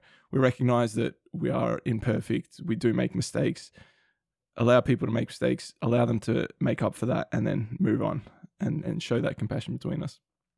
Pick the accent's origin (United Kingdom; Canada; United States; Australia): Australia; So we're both Australian, we live here.